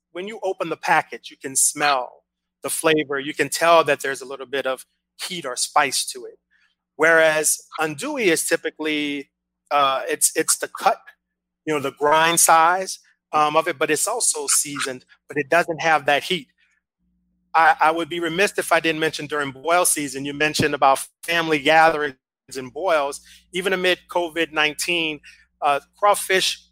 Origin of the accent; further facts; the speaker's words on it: New Orleans, Louisiana, United States; I'm from New Orleans and we're from Louisiana